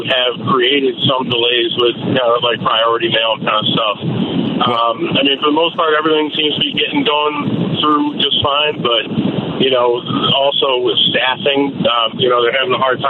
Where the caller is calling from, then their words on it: Naperville, Illinois, United States; I'm calling from Naperville.